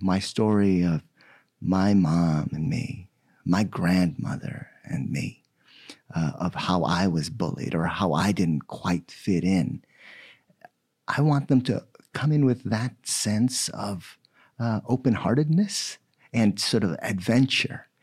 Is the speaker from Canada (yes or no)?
no; Philippines; now in United States; I was born in the Philippines, and just last month, I celebrated my forty years here in the United States